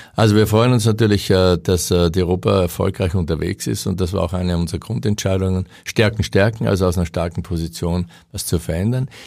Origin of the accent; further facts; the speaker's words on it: Austria; moved away; als Österreicher